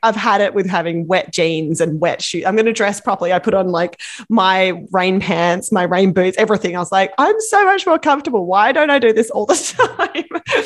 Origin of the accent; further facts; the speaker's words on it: Australia; now in Vancouver, Canada; I'm from Australia